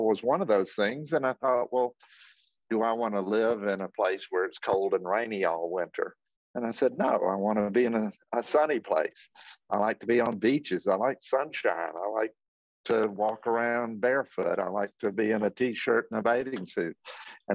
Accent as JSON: {"language": "English", "town": "Athens", "region": "Georgia", "country": "United States", "tie": "born or raised there", "said": "I was born and raised in Athens, Georgia"}